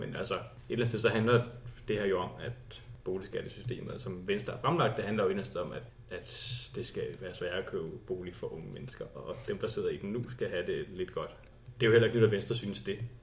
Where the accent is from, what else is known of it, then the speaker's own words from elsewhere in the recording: Slagelse, Zealand, Denmark; moved away as an adult; now in Copenhagen, Denmark; Oprindeligt er jeg fra Slagelse, og så flyttede jeg til København, sådan, da jeg skulle læse